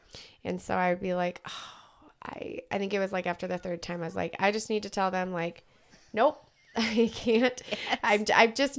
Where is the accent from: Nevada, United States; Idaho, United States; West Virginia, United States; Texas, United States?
Nevada, United States; Las Vegas; I grew up in Vegas.